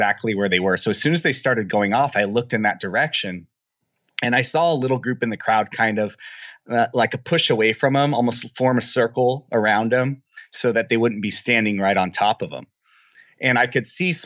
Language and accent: English; Apple Valley, California, United States; I'm from a little town, a sort of small town called Apple Valley. It's about 200 miles south of Las Vegas, just down I-15.